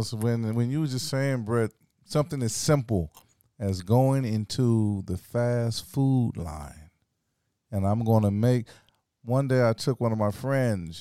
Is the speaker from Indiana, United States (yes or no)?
no; Orangeburg, South Carolina, United States; moved away as an adult; also born or lived in Los Angeles; I grew up in South Carolina